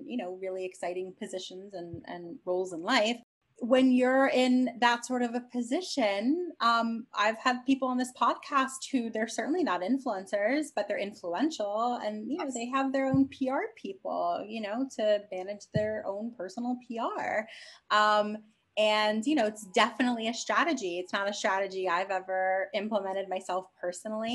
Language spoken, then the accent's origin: English; New York, United States; I'm a New Yorker